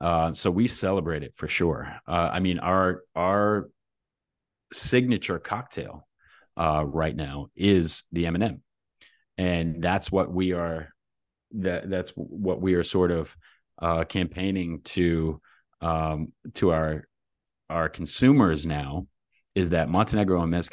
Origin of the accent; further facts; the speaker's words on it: New Jersey, United States; I'm from Jersey, man.